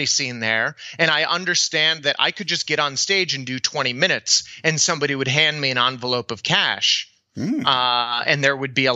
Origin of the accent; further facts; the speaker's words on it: El Paso, Texas, United States; I grew up in El Paso, Texas